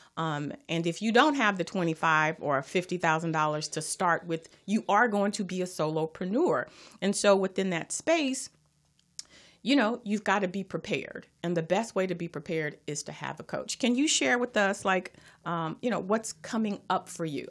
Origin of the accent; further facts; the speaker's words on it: Los Angeles, California, United States; I am from Watts